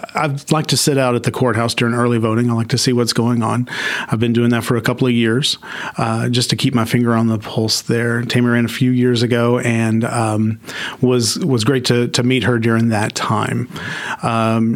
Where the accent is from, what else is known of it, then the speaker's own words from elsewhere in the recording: Arlington, Texas, United States; also born or lived in Mansfield, Texas; I grew up in Arlington